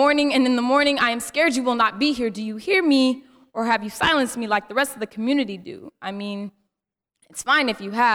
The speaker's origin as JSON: {"language": "English", "town": "Oakland", "region": "California", "country": "United States", "said": "I am from Oakland, California, and I'm a freshman at San Jose State University."}